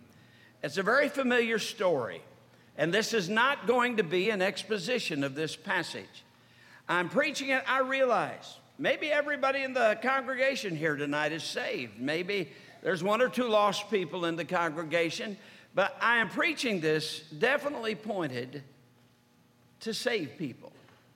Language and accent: English; Sturgis, Michigan, United States; I was brought up in Sturgis, Michigan. In Sturgis, Michigan, all the years that I was growing up, we had the Jehovah's Witness come by our house.